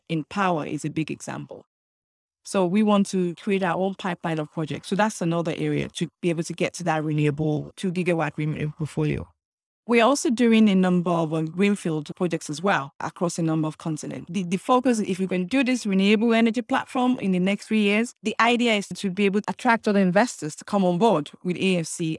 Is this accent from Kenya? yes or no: no; Nigeria; moved away as an adult; also born or lived in United Kingdom; now in Lagos, Nigeria; I grew up in Nigeria and then moved to the United Kingdom for further education